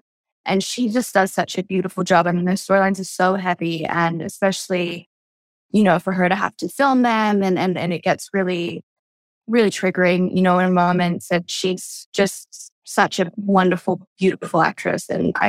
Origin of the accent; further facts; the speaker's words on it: Australia; moved away; because I grew up in Australia